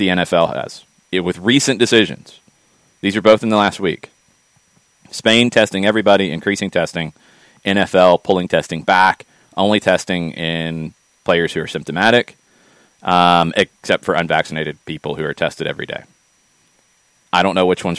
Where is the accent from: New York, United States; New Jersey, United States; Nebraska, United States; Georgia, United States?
Georgia, United States; Atlanta; growing up in Atlanta